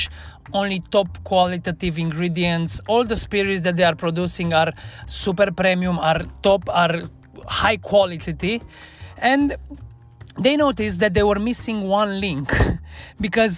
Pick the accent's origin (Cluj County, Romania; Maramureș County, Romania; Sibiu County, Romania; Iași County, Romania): Cluj County, Romania; Cluj-Napoca; moved away as an adult; now in Bucharest, Romania; Last time I worked here in my hometown in Cluj-Napoca